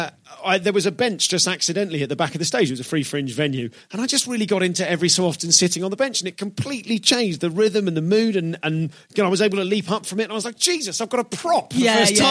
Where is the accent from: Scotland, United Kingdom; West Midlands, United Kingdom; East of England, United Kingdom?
West Midlands, United Kingdom; Leamington Spa; I am from Leamington Spa.